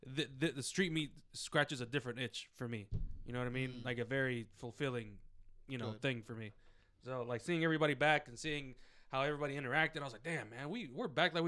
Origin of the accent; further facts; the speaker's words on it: Alexandria, Virginia, United States; So the free one is gonna be in my hometown of Alexandria, Virginia.